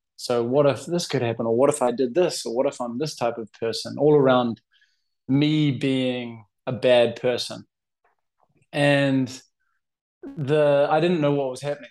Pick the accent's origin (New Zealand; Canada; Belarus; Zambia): New Zealand; also born or lived in Boston, United States; now in Barcelona, Spain; I'm from New Zealand, living in Barcelona.